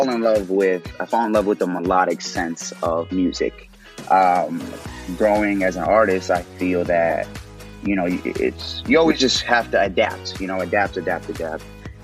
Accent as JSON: {"language": "English", "town": "Chicago", "region": "Illinois", "country": "United States", "also_born_or_lived": "Austin, Texas", "said": "I'm from Illinois. I'm from Texas. I say Illinois and Texas because I bounced around a lot as a kid. You know, my family's predominantly from the South Side of Chicago. Then when we moved, you know, for better lives and not, Austin, Texas"}